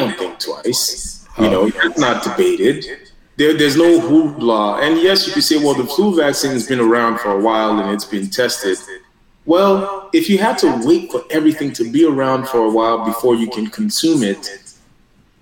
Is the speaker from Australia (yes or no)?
no; Nigeria; moved away; I grew up in Nigeria